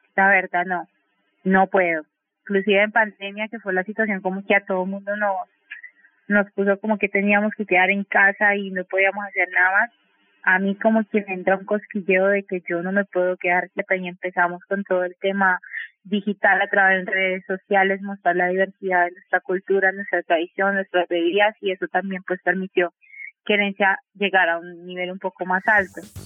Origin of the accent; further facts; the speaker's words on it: Cali, Valle del Cauca, Colombia; Yo siempre digo que soy caleña con corazón guapireño porque siento que soy parte del territorio